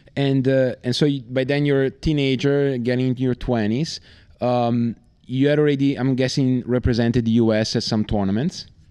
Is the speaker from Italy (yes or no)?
yes; Italy; I'm from Italy